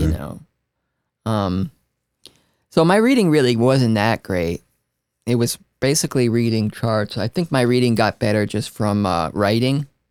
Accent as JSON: {"language": "English", "town": "Newark", "region": "New Jersey", "country": "United States", "said": "I'm from Newark, New Jersey, eh, so it was like a melting pot of, like, Italians and Puerto Ricans"}